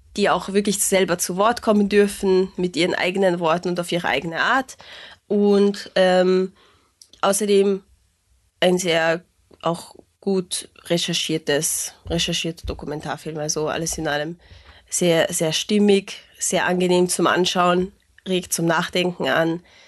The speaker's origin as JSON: {"language": "German", "country": "Hungary", "said": "was mich als Ungarin sehr traurig macht"}